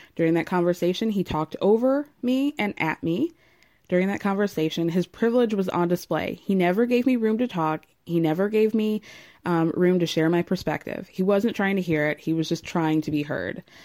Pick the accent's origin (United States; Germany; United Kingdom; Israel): United States; Georgia; I'm from Georgia